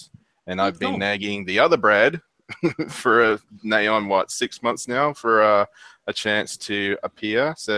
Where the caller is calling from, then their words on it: Perth, Western Australia, Australia; I'm joining from Perth, where it's very, very cool, calm, and collected, and also groovy.